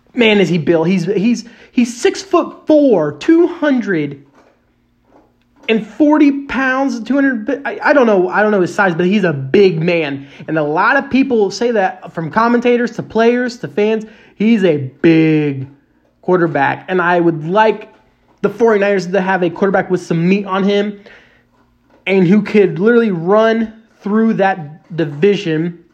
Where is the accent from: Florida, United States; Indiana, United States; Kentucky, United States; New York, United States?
Indiana, United States; Indianapolis; I am from Indianapolis